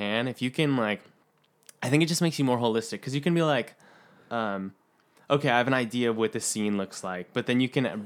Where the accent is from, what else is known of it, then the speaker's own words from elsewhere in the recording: San Diego, California, United States; I grew up in California.